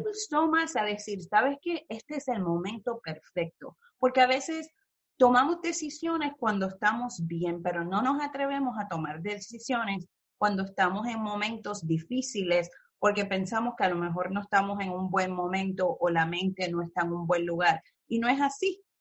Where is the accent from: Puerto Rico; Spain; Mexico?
Puerto Rico; Mayagüez; moved away as an adult; also born or lived in California; now in New York, United States; de donde yo soy, me crié en Mayagüez y Cabo Rojo